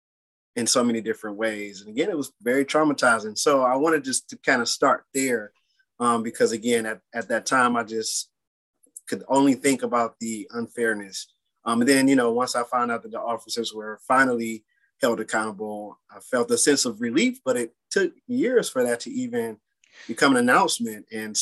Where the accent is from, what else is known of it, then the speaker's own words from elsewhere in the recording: Detroit, Michigan, United States; Born and raised in Detroit, went to Detroit public school systems, and really love my city